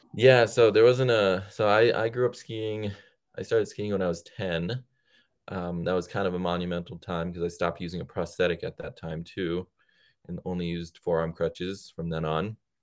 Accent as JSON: {"language": "English", "region": "Connecticut", "country": "United States", "tie": "born or raised there", "also_born_or_lived": "India", "said": "I grew up in Connecticut"}